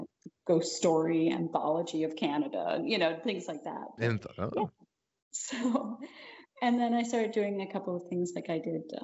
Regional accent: Florida, United States; moved away; I'm from Florida

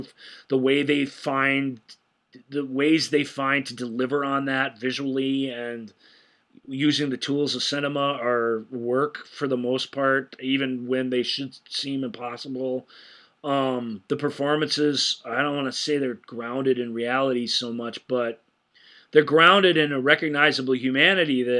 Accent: United States; as an American

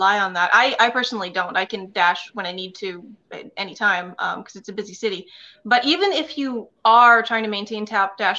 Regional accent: New England, United States; I'm from New England

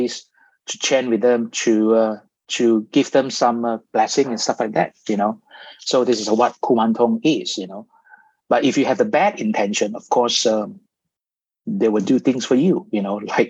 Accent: Malaysia; growing up in Malaysia

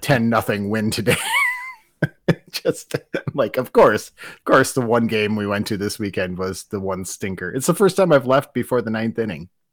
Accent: Turtle Lake, Wisconsin, United States; moved away; my hometown team, Turtle Lake

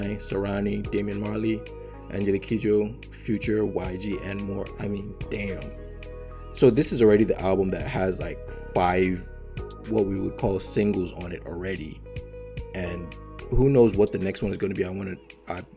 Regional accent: Nigeria; accent: Nigerian; also born or lived in United States; my accent, I'm Nigerian. Nigerian-American

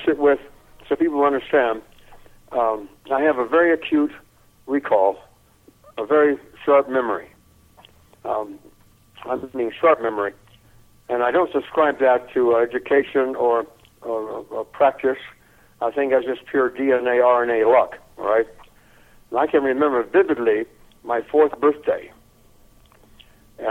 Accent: Memphis, Tennessee, United States; also born or lived in San Antonio, Texas; we moved from San Antonio, where there was no work, and where I was born, to Memphis, Tennessee

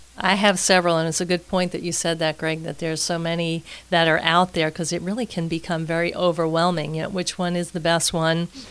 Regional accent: New York City, New York, United States; moved away as an adult; now in Tampa, United States; I am originally from Queens, New York as you may hear as we're speaking today

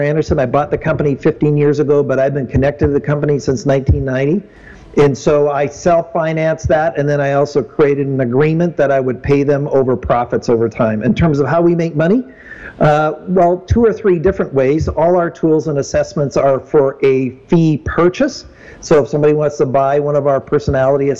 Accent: Abbotsford, British Columbia, Canada; I grew up here in Abbotsford, which is an hour out of Vancouver.

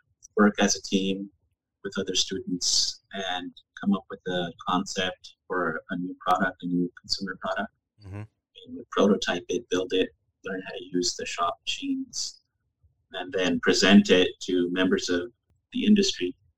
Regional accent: New Mexico, United States; moved away as an adult; also born or lived in Massachusetts; now in New Hampshire, United States; I grew up in New Mexico

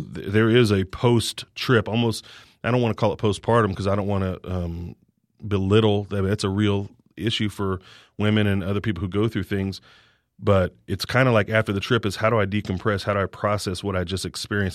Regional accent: Kansas City, United States; moved away as an adult; also born or lived in Virginia / Houston, Texas; now in College Station, United States; I'm from Kansas City, went to school in Virginia.

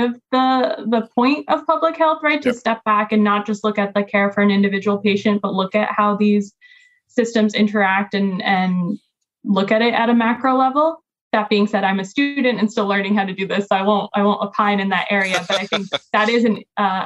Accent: Connecticut, United States; also born or lived in Pennsylvania; now in North Carolina, United States; growing up in Connecticut

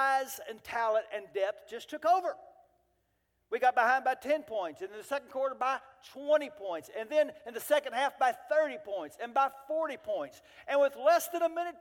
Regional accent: Central Texas, United States; We're from Central Texas

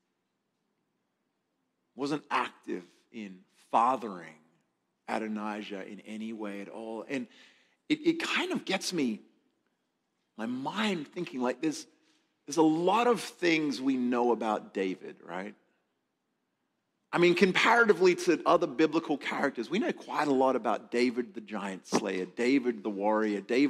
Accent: Adelaide, South Australia, Australia; moved away; Actually came from my hometown. Adelaide, South Australia.

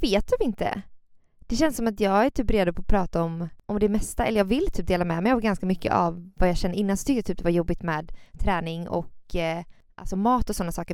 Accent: Gothenburg, Västra Götaland, Sweden; Jag är från Göteborg, bor här

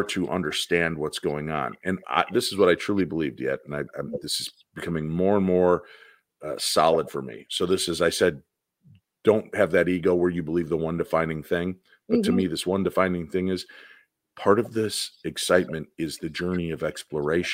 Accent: Medinah, Illinois, United States; I grew up in Medina, Illinois, in this house that I loved with my mom and dad

